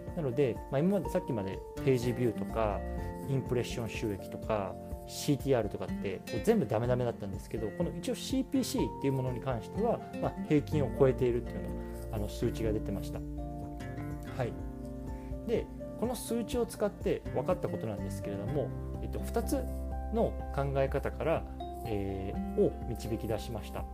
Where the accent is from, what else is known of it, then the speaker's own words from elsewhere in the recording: Japan; now in United States; 僕自身は今日本人としてアメリカに 住んでます